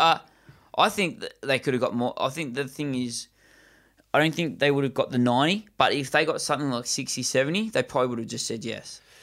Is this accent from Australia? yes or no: yes; Australia; most of our listeners are from Australia as well as us